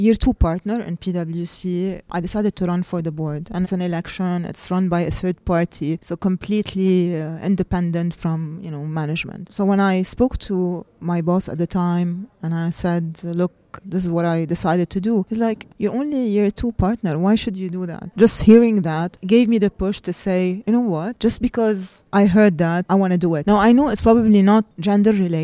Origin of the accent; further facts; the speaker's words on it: Lebanon; moved away as an adult; now in Dubai, United Arab Emirates; I was brought up in Lebanon until the age of 30 when I decided to move to Dubai